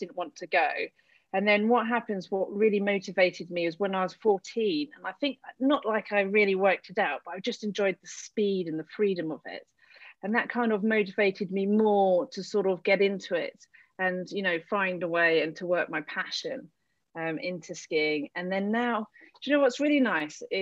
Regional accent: south of England, United Kingdom; moved away as an adult; also born or lived in London; now in Tignes, France; I was born in London, which is, I think, amazing. Can't really remember much of that. But then living really most of time in the south of England

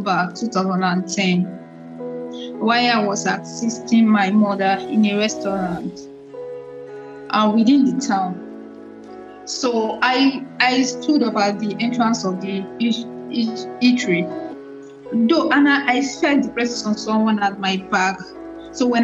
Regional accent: Ogun State, Nigeria; I was born in Ojado, in Ogun State, Ojado, Ogun State

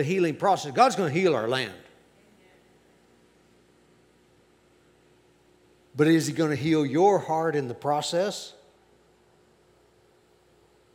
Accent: United States; I am an American. I love my country.

